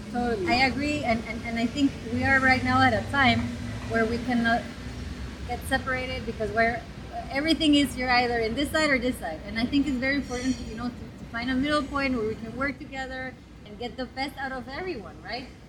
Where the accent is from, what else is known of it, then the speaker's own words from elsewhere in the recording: Guatemala; I'm from Guatemala. I was born and raised there